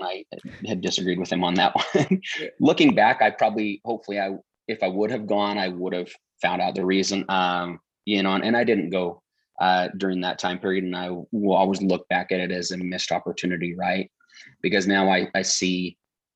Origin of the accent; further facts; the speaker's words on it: Utah, United States; growing up in Utah, it's church is a little different